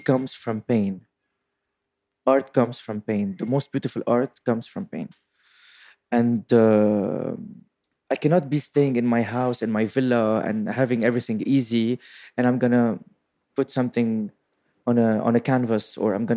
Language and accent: English; Beirut, Beirut Governorate, Lebanon; moved away as an adult; also born or lived in Paris; I was born and raised in Beirut till I was 18 years old. So, and then I left to Paris